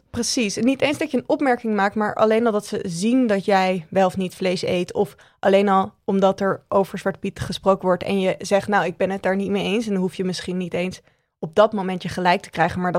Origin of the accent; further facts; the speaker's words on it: Randstad, Netherlands; En dat ik vind wat ik vind, omdat ik uit de Randstad kom